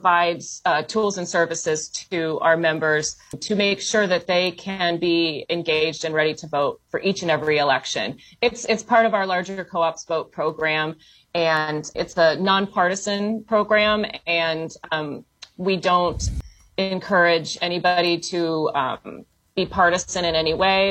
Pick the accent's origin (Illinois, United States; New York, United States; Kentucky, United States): Illinois, United States; just outside of Chicago; moved away as an adult; also born or lived in Ohio; now in Washington, D.C., United States; I grew up just outside of Chicago, just north of the city.